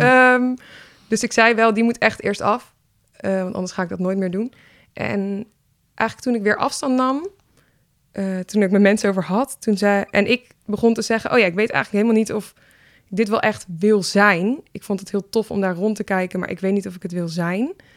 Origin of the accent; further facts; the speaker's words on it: Leiderdorp, South Holland, Netherlands; also born or lived in Nijmegen; now in Utrecht, Netherlands; Ik ben geboren in Leiden-dorp.